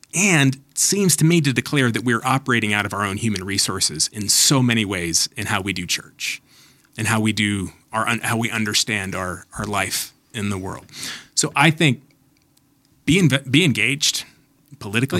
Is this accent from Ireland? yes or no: no; United States; American Christians